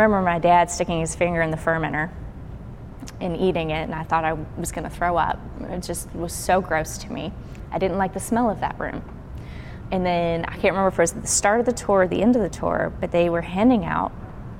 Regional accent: Burlington, Kentucky, United States; now in Memphis, United States; I am originally from Kentucky. I grew up in a small town called Burlington.

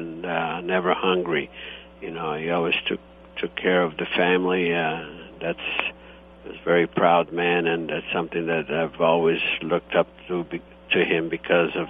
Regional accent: Italy, Istria County, Croatia; born or raised there; now in United States

